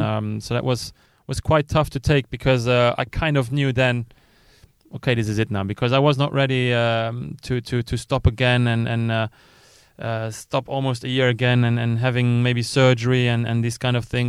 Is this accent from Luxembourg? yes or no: yes; Luxembourg; I was coming from Luxembourg